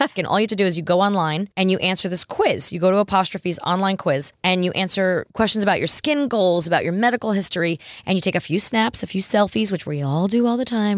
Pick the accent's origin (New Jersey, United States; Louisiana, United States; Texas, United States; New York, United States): New York, United States; moved away; I grew up in New York